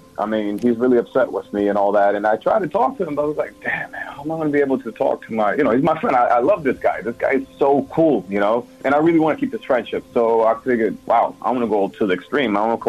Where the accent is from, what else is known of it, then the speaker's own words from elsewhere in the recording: United States; I'm also Latino, you know that. So I'm dude making fun of me, just that I grew up in the States, so I don't have an accent like that.